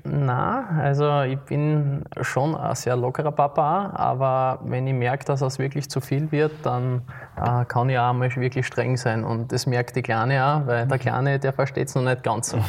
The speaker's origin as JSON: {"language": "German", "town": "Graz", "region": "Styria", "country": "Austria", "tie": "born or raised there", "moved": "as an adult", "lives_now": "St. Josef, Austria", "said": "ich bin in der Stadt aufgewachsen, wie du richtig mhm. gesagt hast, in Liebenau"}